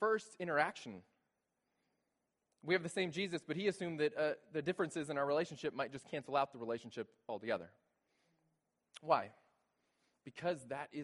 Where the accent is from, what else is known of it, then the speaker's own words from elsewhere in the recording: San Antonio, Texas, United States; I'm from San Antonio, Texas